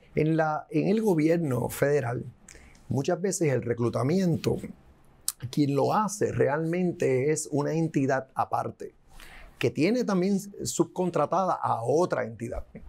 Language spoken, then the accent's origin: Spanish; Puerto Rico